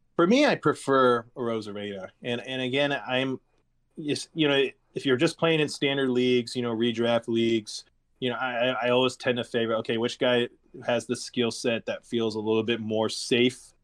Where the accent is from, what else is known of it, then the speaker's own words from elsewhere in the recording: Northern California, United States; growing up in Northern California